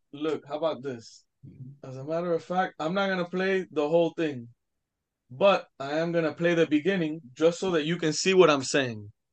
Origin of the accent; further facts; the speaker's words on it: Hialeah, Florida, United States; I was born in Hialeah Hospital